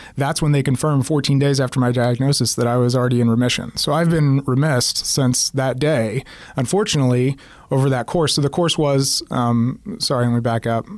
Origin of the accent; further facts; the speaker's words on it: Oklahoma City, Oklahoma, United States; moved away as an adult; also born or lived in Kansas City; I'm from Oklahoma City, but was living and working in in Kansas City since 2005